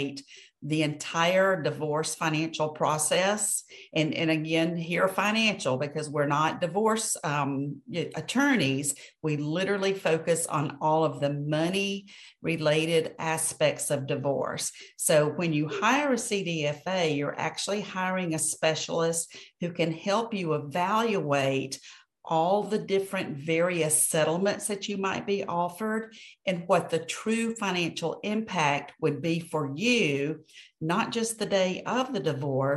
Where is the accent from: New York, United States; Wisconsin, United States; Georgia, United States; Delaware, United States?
Georgia, United States; Atlanta; now in Birmingham, Alabama, United States; I grew up in Atlanta